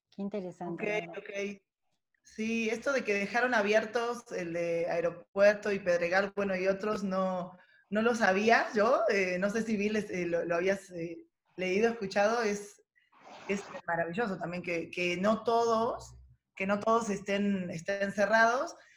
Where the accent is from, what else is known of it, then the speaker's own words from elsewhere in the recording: Mar del Plata, Buenos Aires Province, Argentina; moved away; yo vengo de una ciudad turística, ¿no? De Mar del Plata, nací ahí